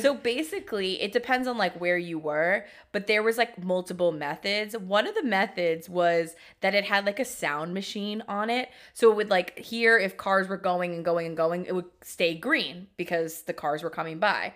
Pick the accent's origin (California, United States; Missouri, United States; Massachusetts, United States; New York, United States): New York, United States; New York City; growing up in Queens